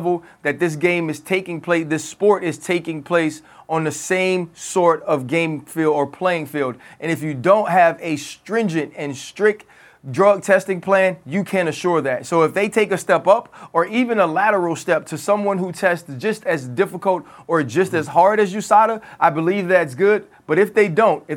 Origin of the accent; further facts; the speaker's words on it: New Orleans, Louisiana, United States; I'm from New Orleans